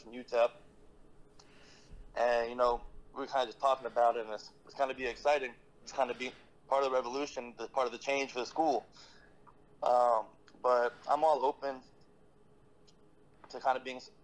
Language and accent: English; New Jersey, United States; moved away; also born or lived in Miami, Florida; I'm originally from Jersey, so I have a couple family members still in Jersey